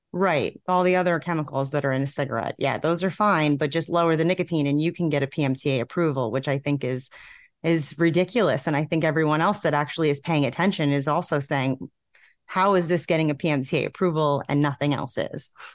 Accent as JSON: {"language": "English", "region": "New York", "country": "United States", "moved": "as an adult", "lives_now": "South Carolina, United States", "said": "I'm from New York. Um, most of my friends and family still live in New York"}